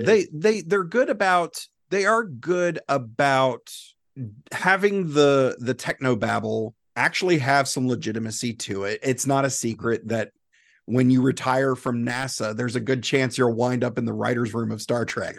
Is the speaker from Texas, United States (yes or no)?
no; South Carolina, United States; moved away as an adult; now in Florida, United States; I'm from South Carolina. I used to do law enforcement. And, uh, you know, my wife and I moved here